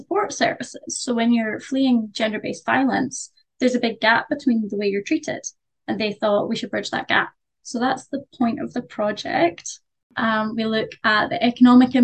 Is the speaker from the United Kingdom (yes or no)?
yes; Glasgow, Scotland, United Kingdom; I'm from Glasgow